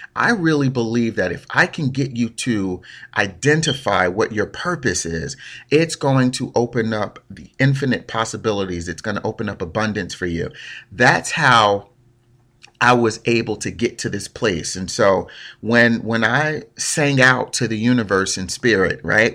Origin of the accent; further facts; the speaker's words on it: Newark, New Jersey, United States; Born and raised in Newark, New Jersey